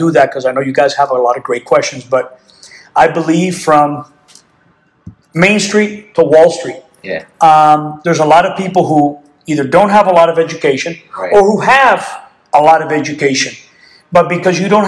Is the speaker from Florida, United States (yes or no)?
yes; Miami, Florida, United States; I was born and raised in Miami, Florida